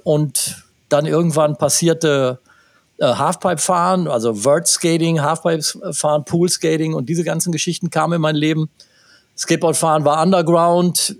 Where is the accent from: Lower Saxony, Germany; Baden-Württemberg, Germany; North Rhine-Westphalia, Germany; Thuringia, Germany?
North Rhine-Westphalia, Germany; Gütersloh; hier in meiner Heimatstadt